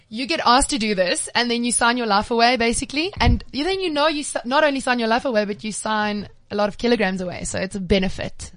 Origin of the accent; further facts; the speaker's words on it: Cape Town, Western Cape, South Africa; I'm from Cape Town